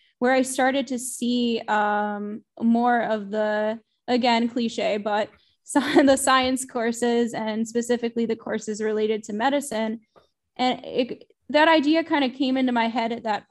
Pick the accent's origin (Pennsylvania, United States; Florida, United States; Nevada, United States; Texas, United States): Pennsylvania, United States; near Hershey, central; also born or lived in Pittsburgh, Pennsylvania; I'm originally from central Pennsylvania. I grew up near Hershey, Pennsylvania specifically